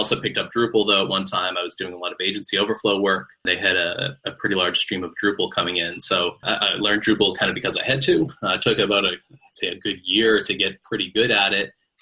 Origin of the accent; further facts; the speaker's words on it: Boston, Massachusetts, United States; I have born and raised in Boston. I've always kind of lived here